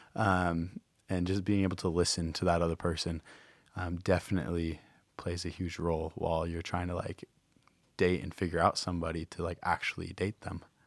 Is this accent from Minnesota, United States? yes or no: yes; Rochester, Minnesota, United States; moved away as an adult; now in Hawaii, United States; I'm from Rochester, Minnesota